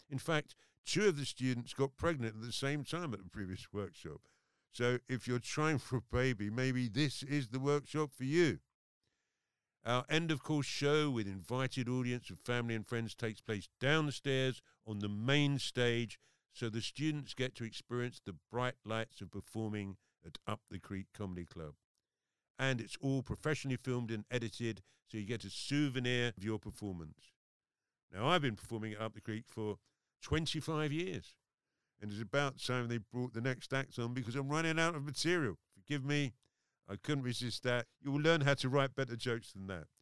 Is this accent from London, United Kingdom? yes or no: yes; London, United Kingdom; I'm very London